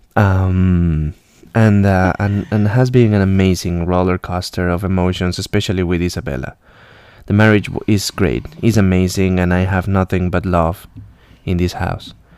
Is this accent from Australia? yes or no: no; Colombia; English is a second language; moved away as an adult; now in Alabama, United States; I'm from Colombia originally, and I came to the U.S. around seven years ago